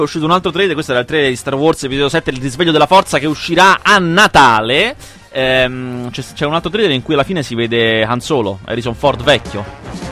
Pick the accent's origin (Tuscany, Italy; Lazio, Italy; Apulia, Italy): Lazio, Italy; Rome; vivo io, uno nato e cresciuto a Roma